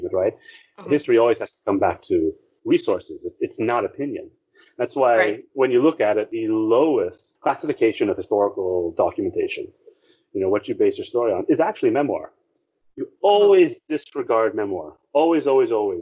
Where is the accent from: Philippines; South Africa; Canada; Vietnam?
Philippines; our identity as a Filipino, our identity as a nation